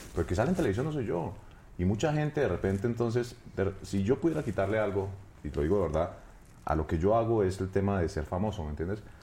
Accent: Bogotá, Colombia; Yo soy de Bogotá. De Bogotá. Yo nací en la capital.

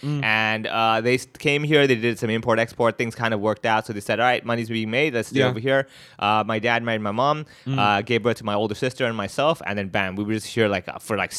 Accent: Hong Kong; Born and raised in Hong Kong, third generation Indian family over here. Went to a local Cantonese school, was one of the maybe, like, four other non-Chinese kids in school.

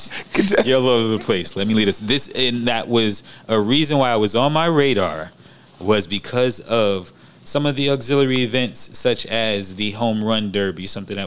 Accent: New York City, New York, United States; I'm from Queens, where the Mets play

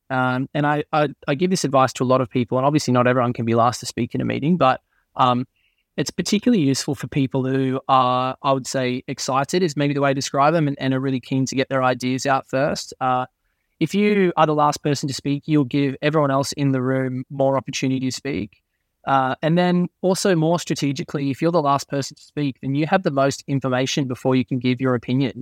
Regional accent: Crookwell, New South Wales, Australia; moved away as an adult; also born or lived in United States; now in United Kingdom; my dad used to run, always still runs a newspaper store in my hometown in Crookwell, uh, in Australia

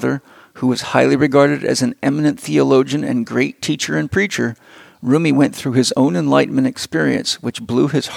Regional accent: San Diego, California, United States; San Diego, my hometown

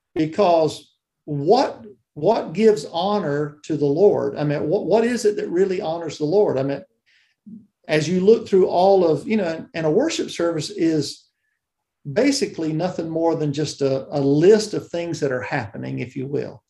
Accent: South Georgia, United States; I grew up in South Georgia, uh, down near the Okefenokee Swamp

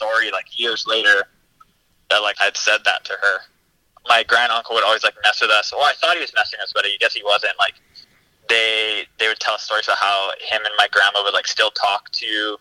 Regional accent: Oahu, Hawaii, United States; I am from Oahu, the same island that DJ is from

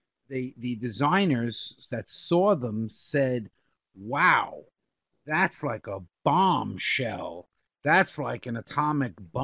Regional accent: New York, United States; we grew up in New York.

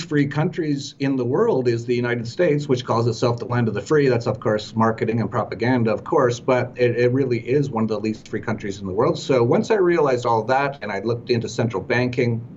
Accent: Edmonton, Alberta, Canada; moved away; also born or lived in Vancouver; grew up in very cold weather, minus 40, a place called Edmonton.

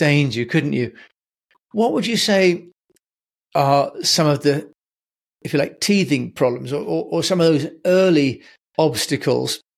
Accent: United Kingdom; I'm British

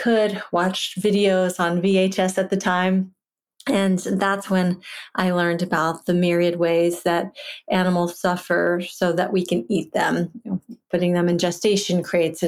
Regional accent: Virginia, United States; I grew up in Virginia in a household where my father hunted

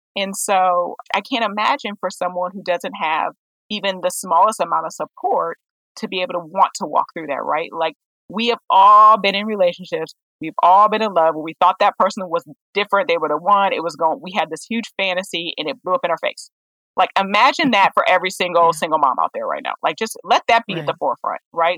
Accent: Oberlin, Ohio, United States; I'm originally from Oberlin, Ohio, and we do a lot of work when it comes to racial justice

